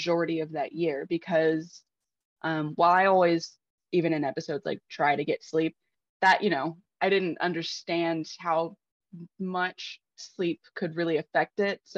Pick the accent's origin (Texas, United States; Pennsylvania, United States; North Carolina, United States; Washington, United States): Texas, United States; I'm from Texas